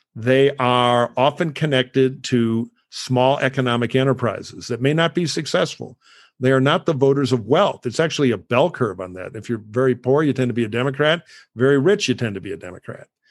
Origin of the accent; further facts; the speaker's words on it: Detroit, Michigan, United States; I grew up around those in Detroit.